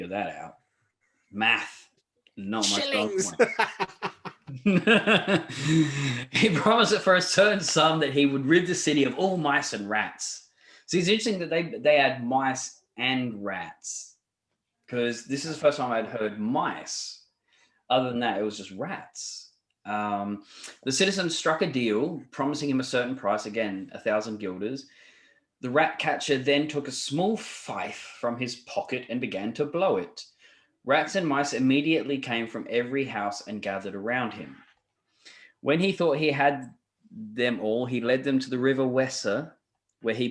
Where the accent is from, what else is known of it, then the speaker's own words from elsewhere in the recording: Australia; I'm an Australian